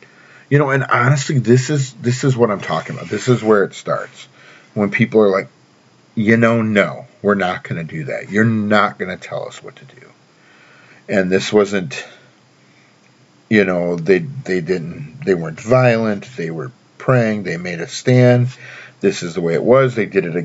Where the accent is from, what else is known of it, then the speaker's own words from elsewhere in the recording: Baxter, Tennessee, United States; my hometown of Baxter, Tennessee